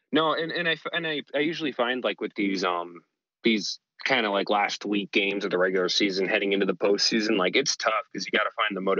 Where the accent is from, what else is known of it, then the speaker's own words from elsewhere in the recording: Arizona, United States; now in San Diego, United States; I'm from the Arizona area